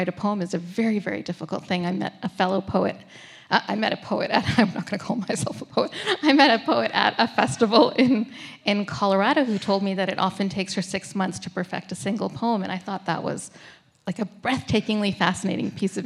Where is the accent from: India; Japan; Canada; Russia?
Canada; Toronto, Ontario; moved away; my hometown of Toronto